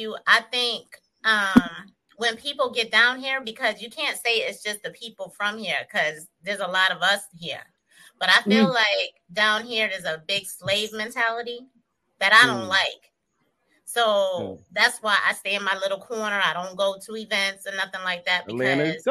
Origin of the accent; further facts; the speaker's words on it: Syracuse, New York, United States; also born or lived in Elmira, New York; now in Atlanta, United States; I'm from Syracuse, New York. I was born in Elmira, New York, and then we moved to Syracuse when I was four